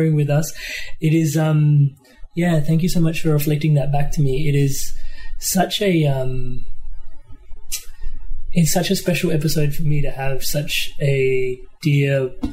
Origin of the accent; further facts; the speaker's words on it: India; As an Indian that grew up in a kitchen